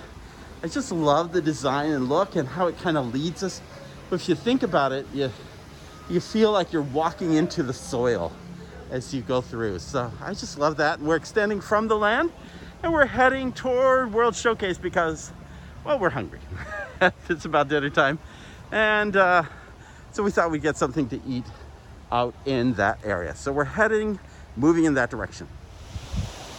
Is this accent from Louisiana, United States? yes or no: no; Arizona, United States; also born or lived in Colombia; I'm from Arizona